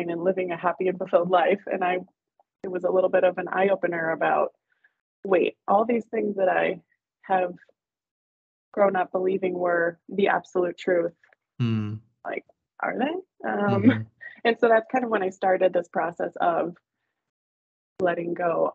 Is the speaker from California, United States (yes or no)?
no; Kenosha, Wisconsin, United States; moved away as an adult; now in Boston, United States; I am originally from Wisconsin, a little town called Kenosha.